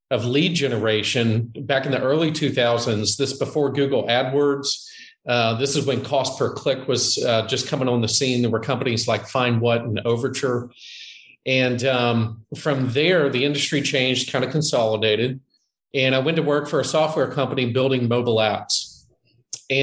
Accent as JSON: {"language": "English", "town": "Jacksonville", "region": "Florida", "country": "United States", "tie": "born or raised there", "lives_now": "Ponte Vedra, United States", "said": "I was born and raised in Jacksonville, Florida, which is Northeast Florida"}